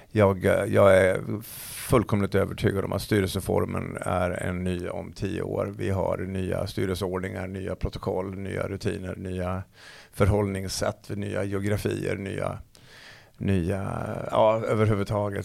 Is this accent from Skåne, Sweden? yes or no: no; Falun, Dalarna County, Sweden; hemma i Falun